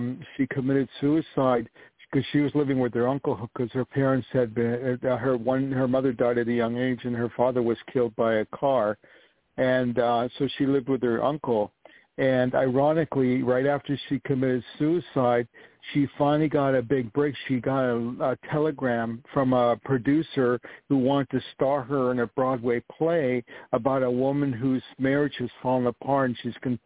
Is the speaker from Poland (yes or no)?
yes; Poland; moved away; I was born in Poland